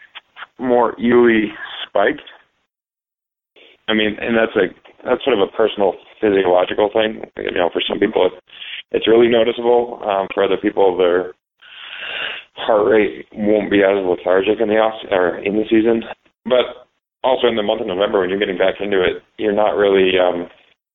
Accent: New England, United States; I'm from New England

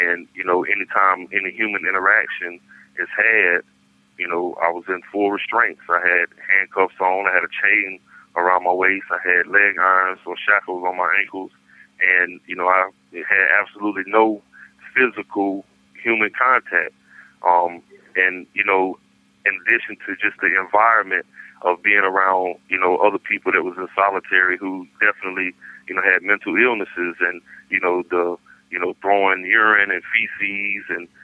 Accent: Raleigh, North Carolina, United States; being that I'm from Raleigh

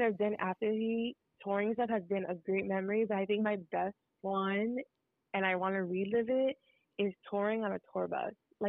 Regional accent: Miami, Florida, United States; I am Cuban, but I was born here. I've been Miami all my life.

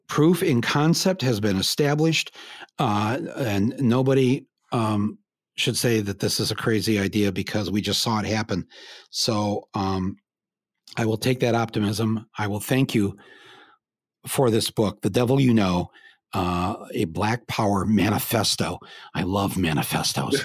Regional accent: Michigan, United States; born or raised there

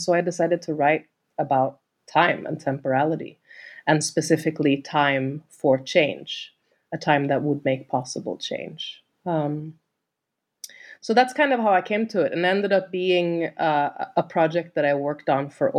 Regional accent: Sweden; moved away as an adult; I'm from Sweden originally

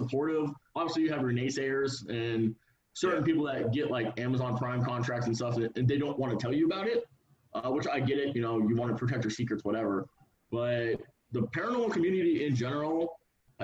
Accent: Surprise, Arizona, United States; I'm from Surprise, Arizona.

